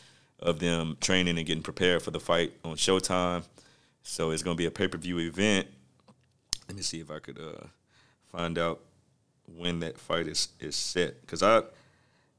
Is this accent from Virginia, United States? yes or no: no; Texas, United States; I'm from Texas